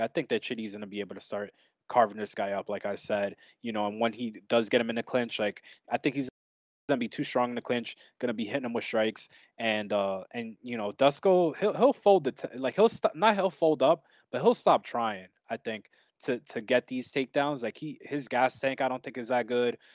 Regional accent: New York, United States; I'm from New York

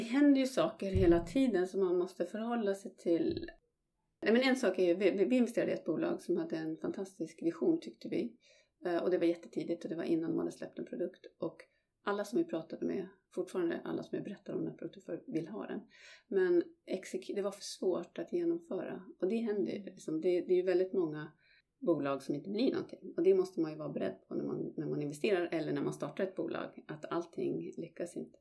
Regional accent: Malmberget, Norrbotten County, Sweden; moved away as an adult; also born or lived in London; jag är född och uppvuxen i, i Malmberget i norraste Sverige

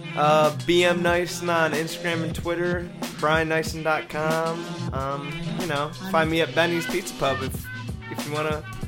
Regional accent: United States; I'm not American. I was born in this country

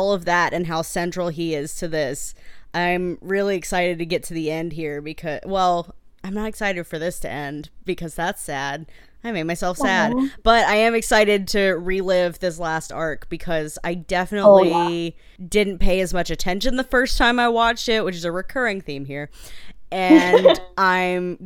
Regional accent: Mississippi, United States; I'm from Mississippi.

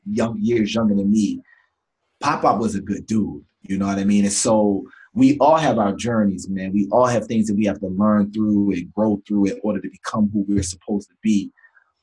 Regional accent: Jacksonville, Florida, United States; also born or lived in Baltimore, Maryland; I grew up in Jacksonville, Florida

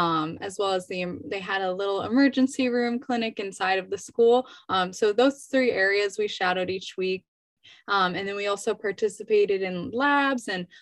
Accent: Kenosha, Wisconsin, United States; moved away; I'm from Kenosha, Wisconsin, but I'm currently living in PE

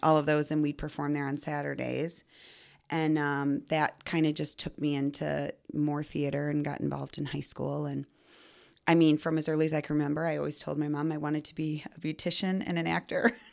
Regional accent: Belvidere, Illinois, United States; I grew up in Belvedere.

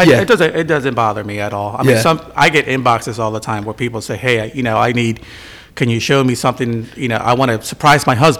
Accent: Bristol, Pennsylvania, United States; Growing up in Bristol

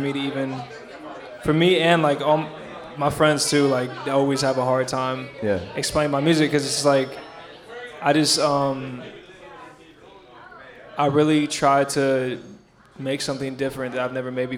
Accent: San Francisco, California, United States; now in Brooklyn, United States; I'm born and raised in San Francisco

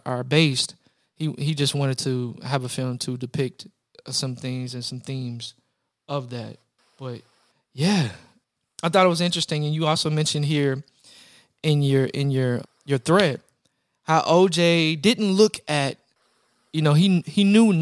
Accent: Louisville, Kentucky, United States; I'm from Louisville, Kentucky

